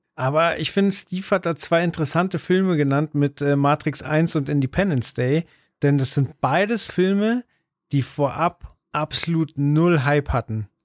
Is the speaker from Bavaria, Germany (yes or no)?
yes; Munich, Bavaria, Germany; wir sind äh, aus München, da hört es dann aber auch auf, weder jung noch reich